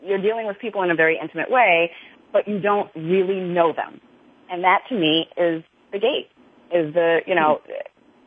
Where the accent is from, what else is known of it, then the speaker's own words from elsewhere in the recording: New York, United States; I grew up in New York